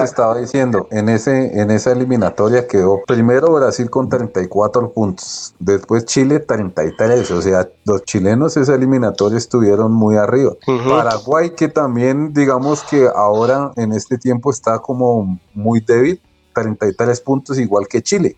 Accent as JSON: {"language": "Spanish", "country": "Colombia"}